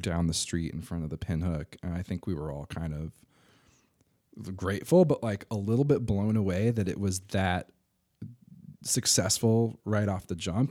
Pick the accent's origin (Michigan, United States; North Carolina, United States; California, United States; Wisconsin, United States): North Carolina, United States; Durham; I grew up in Durham, uh, went to middle and high school at D S A.